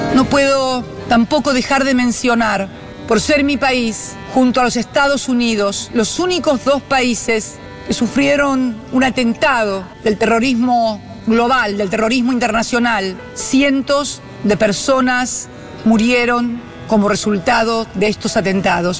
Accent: Argentina

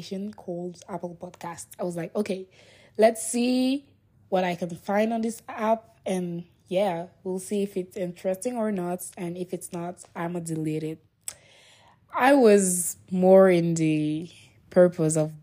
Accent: Niger; English is a second language; I come from Niger, and not from Nigeria

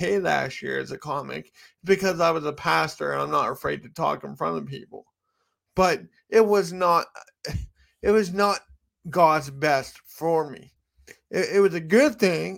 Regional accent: United States; I'm American and it's my cultural context

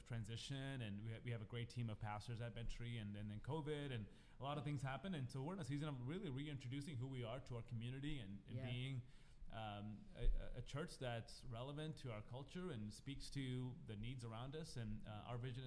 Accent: Kerala, India; moved away as an adult; also born or lived in Houston; I was born and raised in South India, Kerala

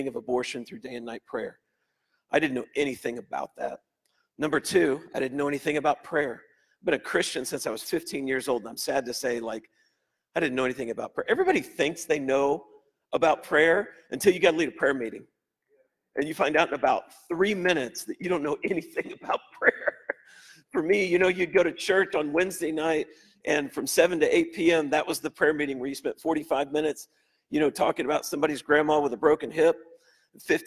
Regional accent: Indiana, United States; moved away as an adult; also born or lived in Colorado; I grew up in Indiana. I'm a Hoosier. But I was living out in Colorado at the time.

